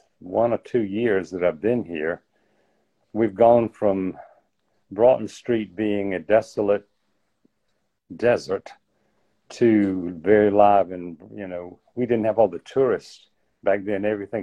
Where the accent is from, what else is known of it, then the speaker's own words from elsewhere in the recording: Screven County, Georgia, United States; also born or lived in Athens, Georgia; now in Savannah, United States; In Scriven County, which is halfway to Augusta from here.